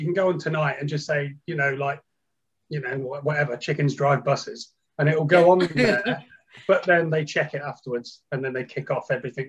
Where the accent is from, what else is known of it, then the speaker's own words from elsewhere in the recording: England, United Kingdom; As we're English